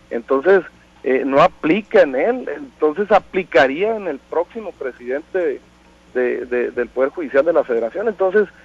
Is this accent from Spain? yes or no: no; Mexico; yo creo que como un mexicano con principios